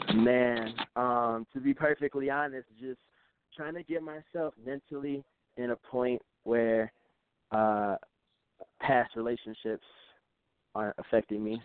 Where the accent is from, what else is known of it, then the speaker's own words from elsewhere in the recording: Chicago, Illinois, United States; moved away as an adult; now in Durango, Colorado, United States; I'm from Chicago originally. I'm from the South Side of Chicago